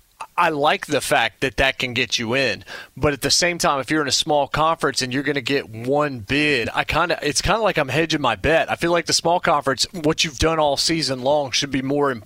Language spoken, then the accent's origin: English; Winston-Salem, North Carolina, United States; I grew up in Winston-Salem, North Carolina